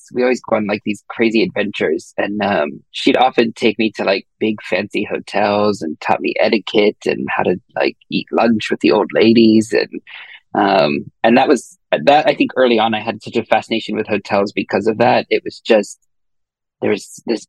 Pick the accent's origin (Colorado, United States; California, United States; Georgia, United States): Colorado, United States; Denver; I grew up in Denver, Colorado, out in the suburbs.